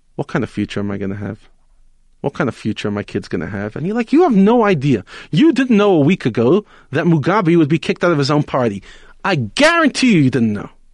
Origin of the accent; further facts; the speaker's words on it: New York City, New York, United States; now in South Africa; I grew up in Brooklyn